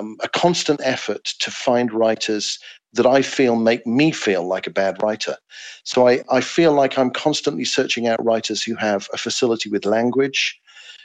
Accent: England, United Kingdom; writing as an Englishman

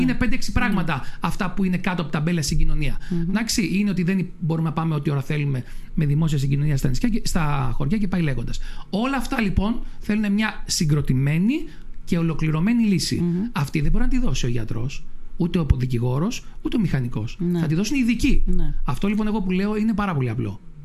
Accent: Lemnos, North Aegean, Greece; στο χωριό μου

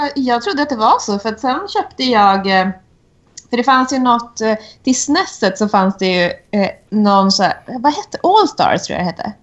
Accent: Kiruna, Norrbotten County, Sweden; moved away; uppifrån Kiruna, där jag växte upp

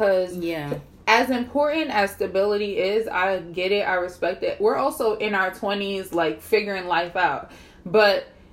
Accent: Jersey City, New Jersey, United States; I was born in 1994 in Jersey City, New Jersey

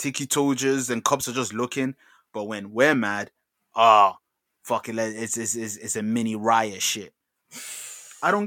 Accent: London, United Kingdom; I'm from London

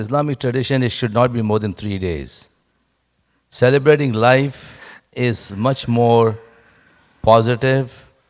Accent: India; moved away; I come from India.

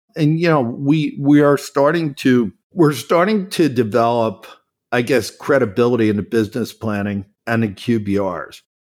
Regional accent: Philadelphia, Pennsylvania, United States; I never moved away from Philadelphia. I grew up in Philadelphia

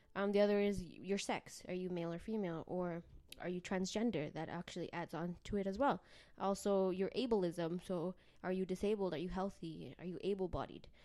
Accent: Canada; also born or lived in Mexico; I was, uh, raised in Canada, but I was born in Mexico and my family is from El Salvador

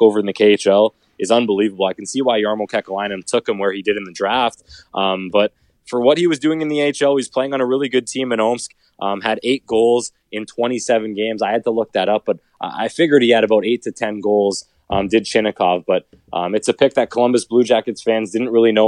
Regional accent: Canada; I'm a Canadian like you

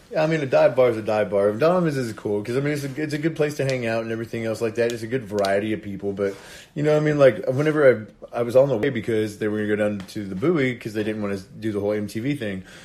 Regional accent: Indiana, United States; moved away as an adult; now in Panama City Beach, United States; I'm originally from Indiana, um, and I moved to Panama City Beach about seven years ago.

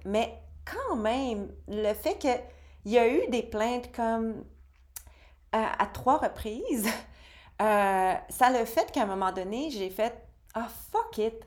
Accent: Quebec, Canada; ma terre natale, au Québec

